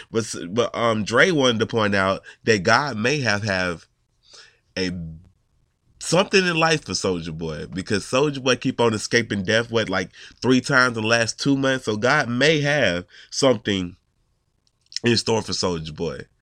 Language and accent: English; Atlanta, Georgia, United States; I'm from Atlanta.